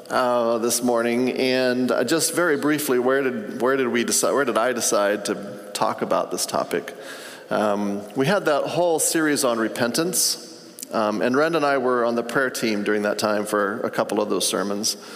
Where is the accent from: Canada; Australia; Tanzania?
Tanzania; I grew up in Africa. My parents were missionaries.